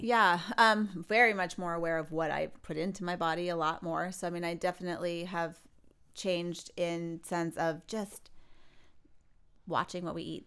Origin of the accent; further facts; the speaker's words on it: California, United States; I'm from California